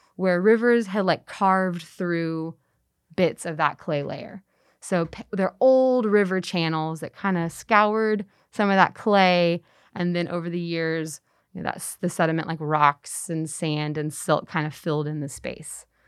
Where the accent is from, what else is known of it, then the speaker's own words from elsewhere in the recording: Texas, United States; now in Memphis, United States; I'm from Texas.